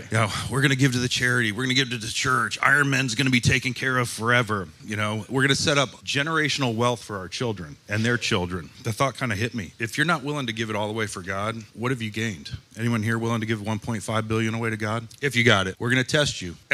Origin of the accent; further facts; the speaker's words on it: Colorado, United States; I came from Colorado. I didn't know you needed air conditioning.